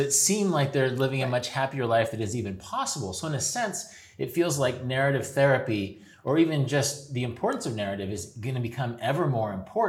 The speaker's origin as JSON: {"language": "English", "town": "Wichita", "region": "Kansas", "country": "United States", "tie": "born or raised there", "said": "my hometown, not far from Oklahoma"}